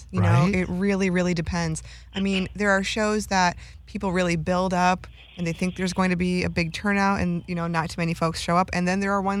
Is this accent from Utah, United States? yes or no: no; Wisconsin, United States; moved away; also born or lived in Minneapolis–Saint Paul, Minnesota / Oakland, California; I'm from Wisconsin originally, lived in the Twin Cities for 13 years, been going back and forth from Oakland for a few years now.